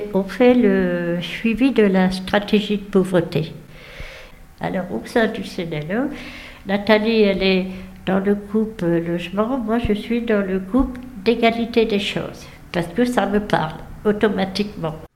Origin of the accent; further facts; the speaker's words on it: Dijon, Bourgogne-Franche-Comté, France; ici même à Dijon, puisque je suis native de Dijon.